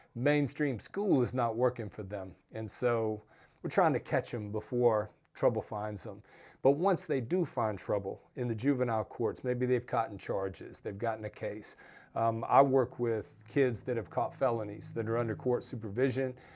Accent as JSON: {"language": "English", "region": "Georgia", "country": "United States", "said": "my home state of Georgia"}